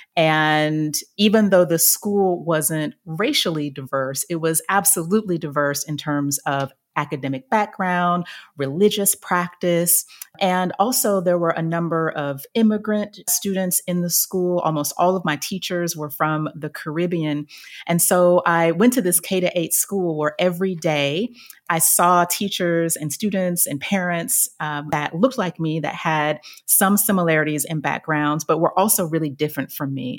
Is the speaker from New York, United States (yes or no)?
no; Chattanooga, Tennessee, United States; moved away; I ended up working in local government in my hometown of Chattanooga, Tennessee